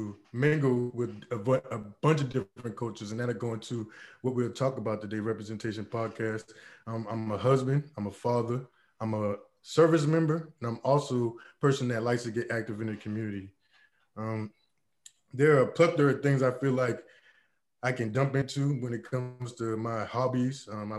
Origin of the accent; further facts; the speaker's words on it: Charleston, South Carolina, United States; accent: Geechee; I'm from Gullah Geechee culture, Charleston, South Carolina.